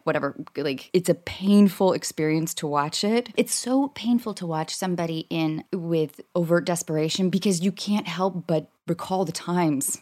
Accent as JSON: {"language": "English", "town": "Seattle", "region": "Washington", "country": "United States", "tie": "born or raised there", "moved": "yes", "said": "I grew up in Seattle"}